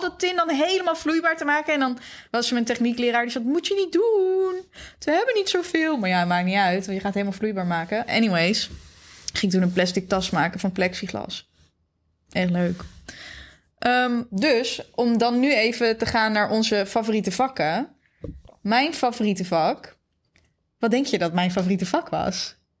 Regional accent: Zeewolde, Flevoland, Netherlands; ik ben opgegroeid in Zeewolde.

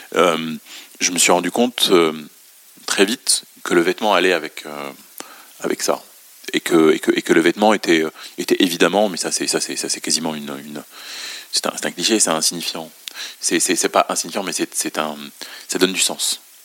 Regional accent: Beirut, Beirut Governorate, Lebanon; now in France; je suis né et j'ai grandi à Beyrouth

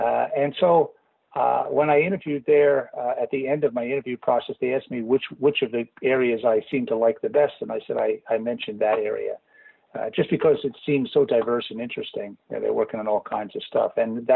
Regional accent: Brooklyn, New York, United States; one of the great things about growing up in Brooklyn is that people, very high concentration of people

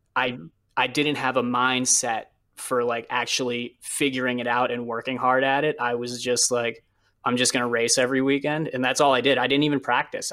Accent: New England, United States; I grew up racing in New England

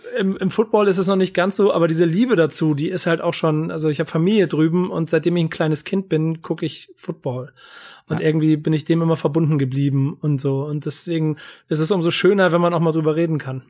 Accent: Hamburg, Germany; Ich bin Hamburger und ich bin auch durch und durch Hamburger

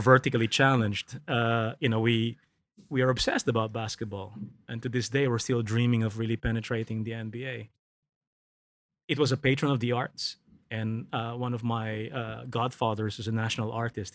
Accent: Philippines; I grew up in the Philippines

